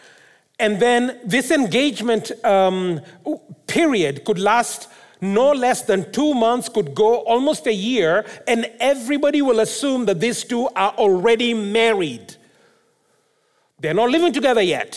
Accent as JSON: {"language": "English", "country": "Kenya", "moved": "yes", "lives_now": "Abbotsford, Canada", "said": "I come from Kenya."}